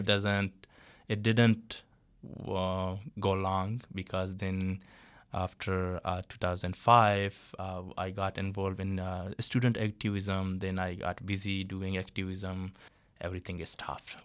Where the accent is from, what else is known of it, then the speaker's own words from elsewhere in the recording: Balochistan, Pakistan; moved away as an adult; now in Toronto, Canada; I'm from Balochistan